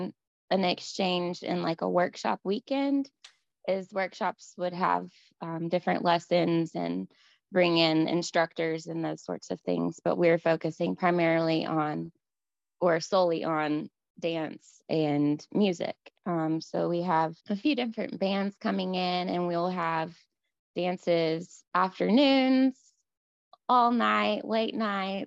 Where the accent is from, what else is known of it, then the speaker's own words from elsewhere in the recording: Mississippi, United States; moved away as an adult; now in Nashville, United States; I'm from Mississippi and the hospitality state